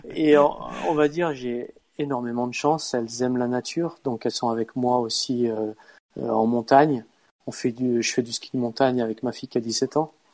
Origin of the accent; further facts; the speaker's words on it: France; moved away as an adult; now in Norway; on est français